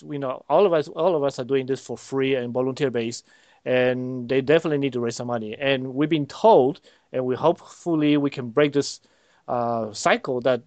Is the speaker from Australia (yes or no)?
no; Panama; now in Cleveland, United States; Born here, but raised in Panama